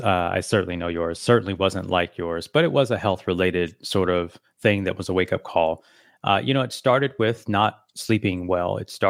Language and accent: English; Las Vegas, Nevada, United States; I'm here from Las Vegas, Nevada.